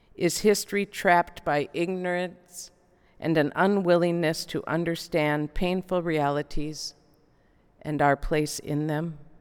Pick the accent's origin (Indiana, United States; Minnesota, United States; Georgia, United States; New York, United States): Minnesota, United States; Elk River; I'm from Elk River, Minnesota, it's a city now, but when I was growing up, it was a small town of about 2,000 people